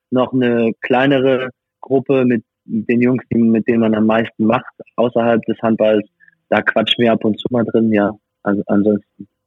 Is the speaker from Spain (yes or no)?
no; France; also born or lived in Germany; now in Hungary; Ich als französischer Staatsbürger